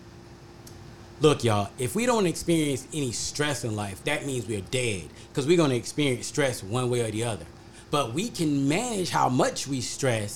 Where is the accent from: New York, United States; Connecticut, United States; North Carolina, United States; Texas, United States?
North Carolina, United States; moved away as an adult; now in Ohio, United States; I grew up in North Carolina, graduated from college in North Carolina, and I came to Ohio, and I've been here, and I've been here ever since then.